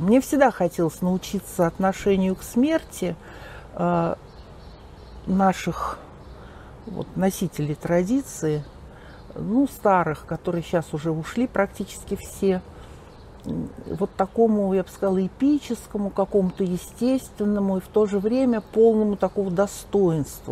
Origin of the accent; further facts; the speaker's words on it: Moscow, Russia; also born or lived in Kamyshevatskaya, Krasnodar Krai (summers); родилась-то я в Москве